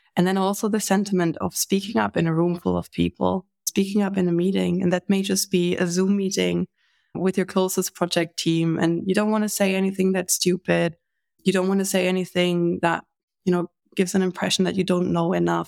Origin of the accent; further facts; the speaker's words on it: Germany; I'm from Germany.